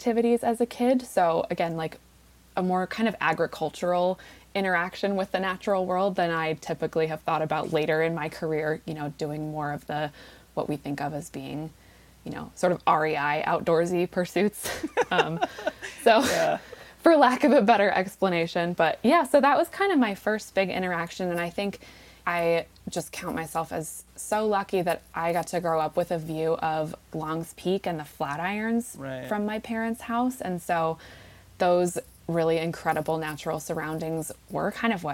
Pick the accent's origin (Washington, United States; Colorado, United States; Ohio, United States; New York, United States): Colorado, United States; Golden; moved away; I grew up in the Front Range in Colorado, a little west of Denver, in a little town called Golden